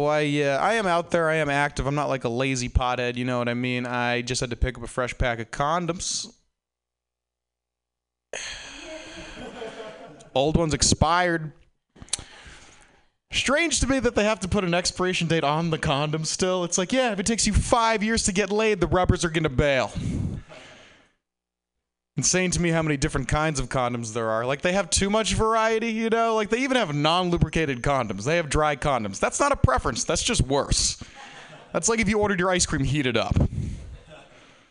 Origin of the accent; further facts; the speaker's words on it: Burlington, Massachusetts, United States; In my hometown of Burlington, Massachusetts